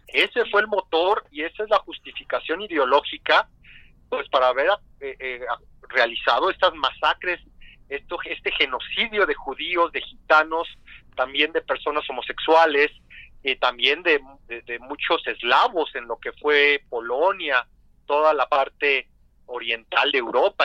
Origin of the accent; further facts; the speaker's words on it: Mexico; nosotros como mexicanos